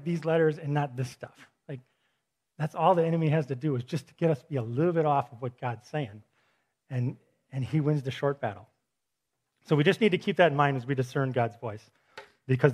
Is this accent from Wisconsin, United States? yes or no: yes; Milwaukee, Wisconsin, United States; I'm from Milwaukee